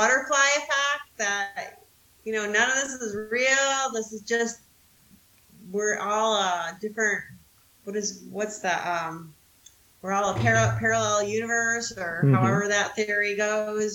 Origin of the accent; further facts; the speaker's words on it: United States; I'm also American